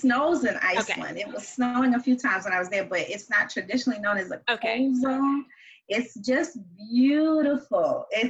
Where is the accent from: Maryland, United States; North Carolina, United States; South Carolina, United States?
South Carolina, United States; moved away; I am from South Carolina originally, and I grew up learning how to eat and cook Southern-style meals.